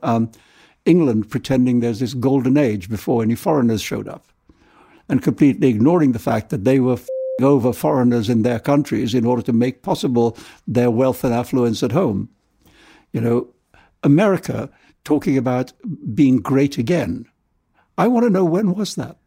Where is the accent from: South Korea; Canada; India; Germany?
India; born or raised there; also born or lived in London; now in New York, United States